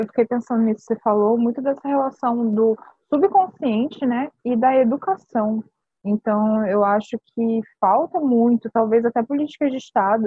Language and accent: Portuguese; Rio de Janeiro, Brazil; Eu sou do Rio, né? Eu nasci no Rio